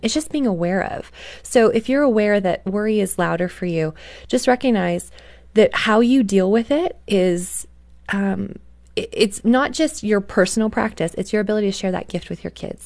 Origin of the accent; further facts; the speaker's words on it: Canada; I grew up in Canada